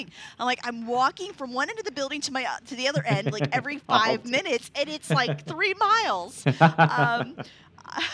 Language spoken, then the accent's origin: English; Nashville, Tennessee, United States; now in Murfreesboro, United States; we're not from this community. I'm from Nashville